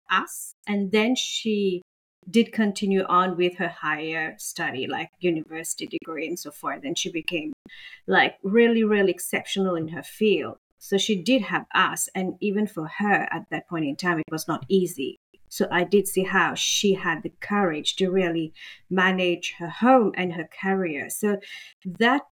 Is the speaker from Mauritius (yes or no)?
yes; Mauritius; moved away as an adult; now in Australia; I'm from Mauritius, and in our culture, of course, we are very conservative